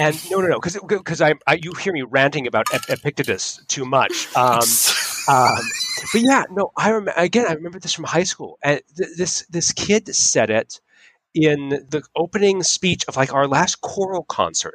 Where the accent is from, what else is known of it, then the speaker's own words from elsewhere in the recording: Utah, United States; moved away; I was from I was from Utah